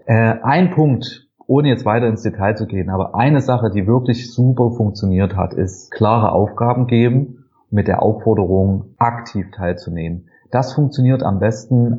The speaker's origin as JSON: {"language": "German", "region": "Saxony", "country": "Germany", "also_born_or_lived": "Halle an der Saale / Lübeck / Zürich", "moved": "as an adult", "said": "Ich komme aus Sachsen"}